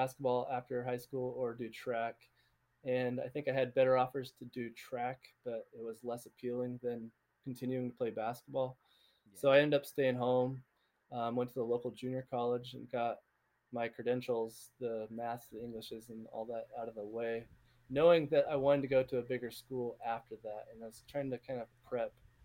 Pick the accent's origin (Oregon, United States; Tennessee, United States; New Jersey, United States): Oregon, United States; outside Portland, the Northwest; moved away as an adult; I grew up like 45 minutes outside of Portland, was the biggest city